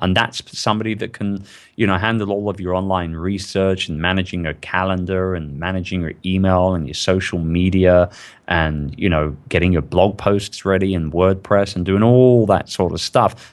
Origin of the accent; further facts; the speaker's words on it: London, United Kingdom; I'm from London